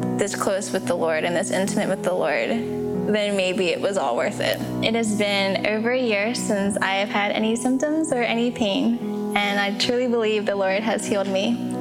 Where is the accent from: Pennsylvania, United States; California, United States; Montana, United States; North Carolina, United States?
Pennsylvania, United States; also born or lived in Xiamen, China; I was born in Xiamen, China, and adopted 8 months old, and I've lived in Pennsylvania my whole life.